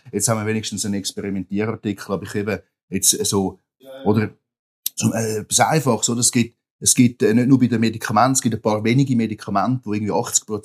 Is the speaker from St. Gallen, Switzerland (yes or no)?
yes; Rapperswil-Jona, St. Gallen, Switzerland; ich komme aus dem, äh, aus Rapperswil-Jona, meine unmittelbare Nähe bei uns, oder, sind halt drei Kantone, die zusammenkommen